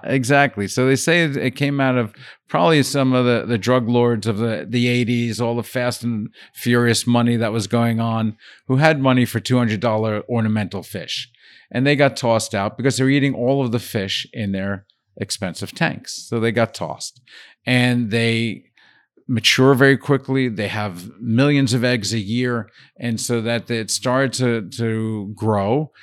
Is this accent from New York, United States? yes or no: yes; Brooklyn, New York, United States; moved away as an adult; also born or lived in Paris; I grew up in Brooklyn and kind of loved